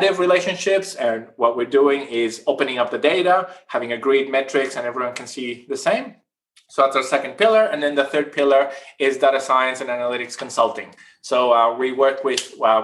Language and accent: English; northern Chile, Chile; moved away as an adult; now in Australia; I'm originally from South America. I grew up in Chile, in the north part of Chile, in the driest desert in the world